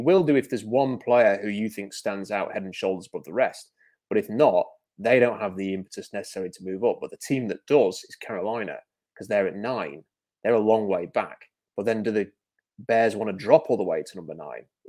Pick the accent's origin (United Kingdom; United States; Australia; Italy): United Kingdom; I am British.